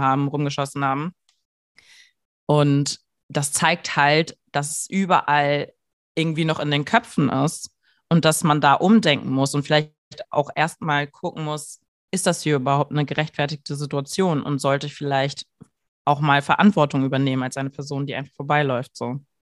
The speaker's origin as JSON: {"language": "German", "country": "Germany", "said": "ich einfach deutsch bin"}